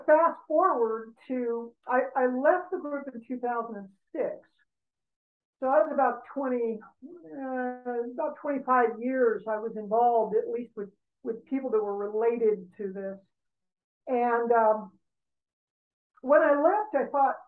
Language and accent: English; Los Angeles, California, United States; I grew up in Brentwood, and I grew up in a very affluent background